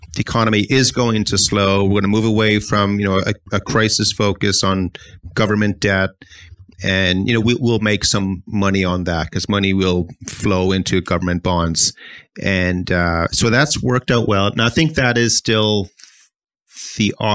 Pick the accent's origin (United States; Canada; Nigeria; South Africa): Canada; Halifax, Nova Scotia; I'm from Halifax